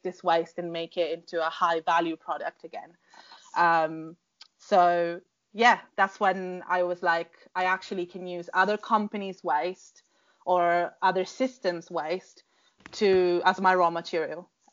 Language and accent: English; Sicily, Italy; moved away as an adult; also born or lived in London; I grew up in Sicily, in Italy